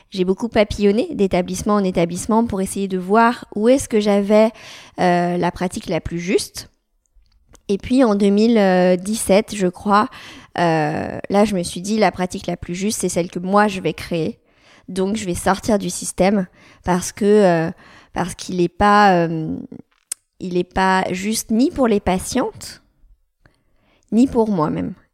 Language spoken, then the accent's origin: French; Lyon, Auvergne-Rhône-Alpes, France; je suis sage-femme, j'ai 32 ans, je suis lyonnaise, je suis née à Lyon, j'ai fait mes études à Lyon